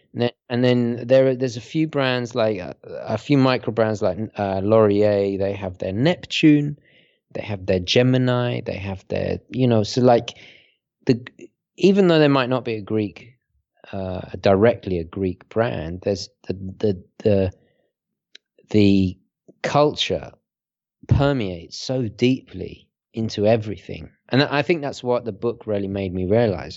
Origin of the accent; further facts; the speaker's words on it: United Kingdom; also born or lived in Italy; I'm, I'm British Italian